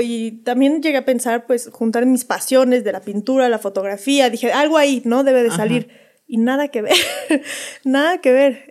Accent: Mexico City, Mexico; moved away as an adult; now in Zibatá, Querétaro, Mexico; somos de la Ciudad de México

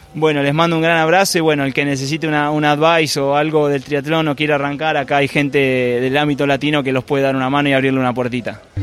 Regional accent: Argentina; yo soy de Argentina

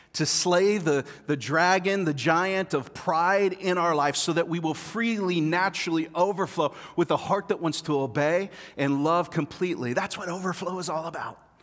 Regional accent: Kansas City, United States; I'm from Kansas City

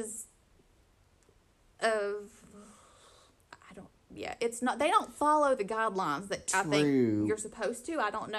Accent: the South, United States; growing up in the South

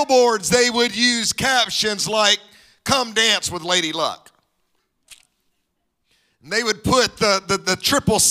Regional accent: Mississippi, United States; now in Dallas, United States; My wife and I both grew up in Mississippi

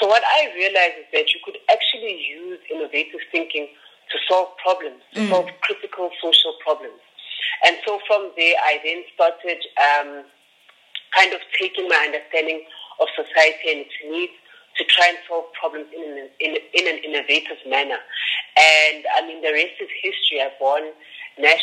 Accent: Johannesburg, Gauteng, South Africa; also born or lived in Soweto; So I was born in Soweto, and then grew up in a very small suburb in the south of Johannesburg called Mayfield Park.

